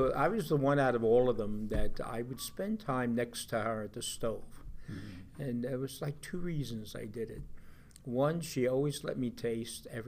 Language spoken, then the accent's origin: English; Long Beach, New York, United States; also born or lived in Newport, Rhode Island; Childhood was, of course, Long Beach, being at the beach as a young kid with the family